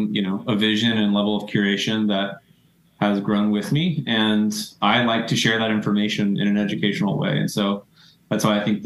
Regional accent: Tennessee, United States; moved away as an adult; also born or lived in the South; now in New York City, United States; I grew up in the South. I'm from Tennessee originally. Mostly grew up in the South

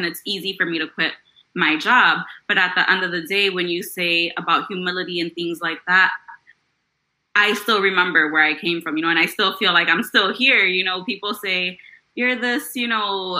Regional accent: Chicago, Illinois, United States; I grew up in Chicago in the Logan Square neighborhood

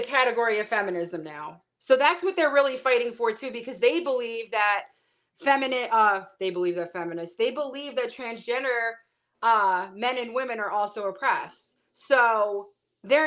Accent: New York City, New York, United States; I was born and raised in Brooklyn, big Italian family.

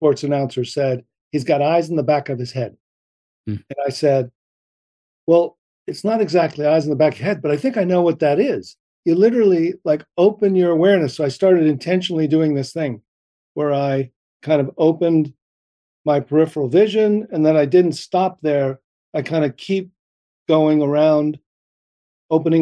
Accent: New Jersey, United States; growing up in New Jersey

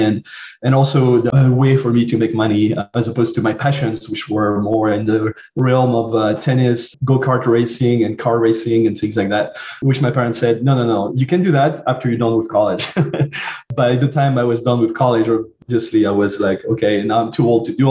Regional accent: southern France, France; born or raised there; accent: French; English is a second language; moved away

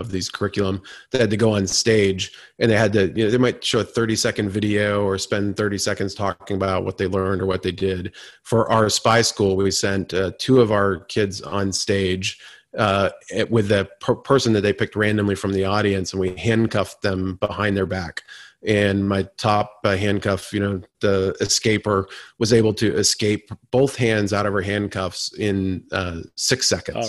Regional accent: Vermont, United States; now in Washington, D.C., United States; I grew up on the Canadian border in Vermont

